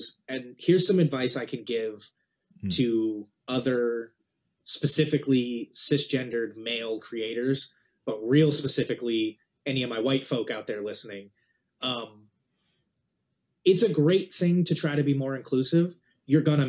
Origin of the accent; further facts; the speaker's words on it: New Jersey, United States; I grew up in New Jersey as a surfer kid.